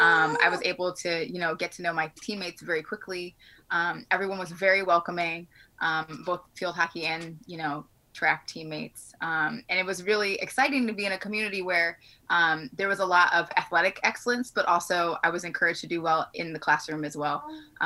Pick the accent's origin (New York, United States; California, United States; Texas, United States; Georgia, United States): New York, United States; Buffalo; I wanted to be a little bit closer to home. I'm from Buffalo.